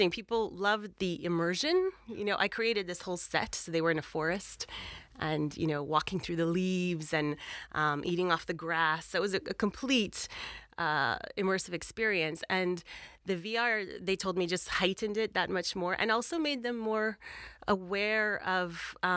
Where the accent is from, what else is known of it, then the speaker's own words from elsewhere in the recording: Canada; moved away as an adult; now in London, United Kingdom; I'm Canadian. I've been living in London for 20 years.